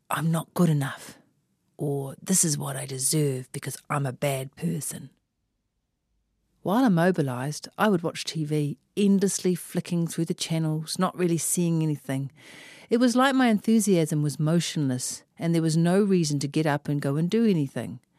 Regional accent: Auckland, New Zealand; I am from West Auckland after all.

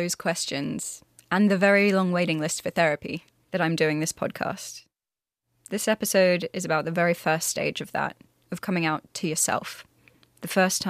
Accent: Australia; now in United Kingdom; I moved to the UK from Australia in 2012 with my partner Roman, who you'll hear from later in the series.

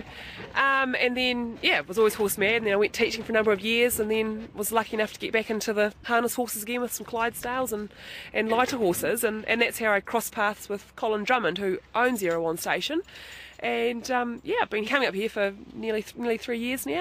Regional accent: Fairlie, Canterbury, New Zealand; I grew up in Fairlie in South Canterbury

